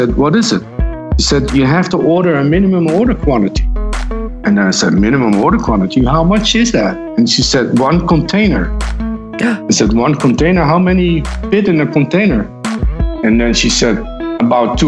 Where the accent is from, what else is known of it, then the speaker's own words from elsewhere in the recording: Netherlands; moved away as an adult; now in New York City, United States; I was born in the Netherlands in a small town close to the German border.